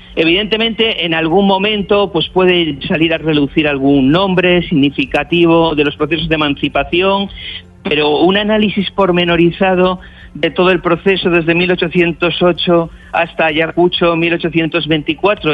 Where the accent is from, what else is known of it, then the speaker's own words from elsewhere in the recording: Cantabria, Spain; Yo, yo soy cántabro